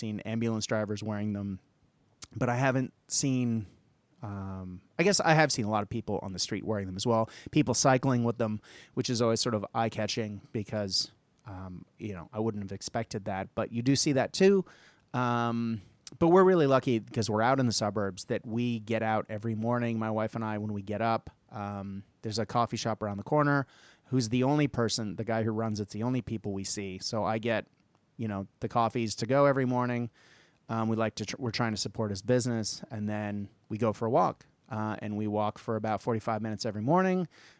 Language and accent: English; Japan; I grew up in Japan, so I grew up used to seeing people with masks because that's part of the culture.